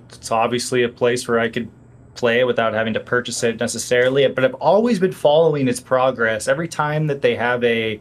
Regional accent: Peoria, Illinois, United States; moved away; I went back to Peoria for the weekend last weekend, my hometown

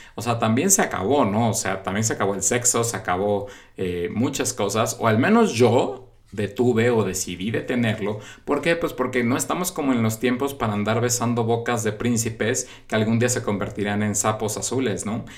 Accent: Mexico; en mi país, en México

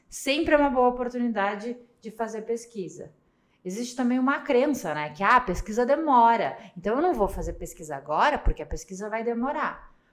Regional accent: Curitiba, Paraná, Brazil; sou curitibana

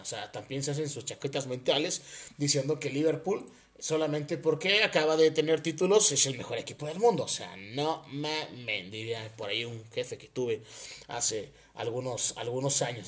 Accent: Oaxaca, Mexico; also born or lived in Puebla; Yo soy de Oaxaca, pero estudié en Puebla, como pues muchos oaxaqueños lo hacemos

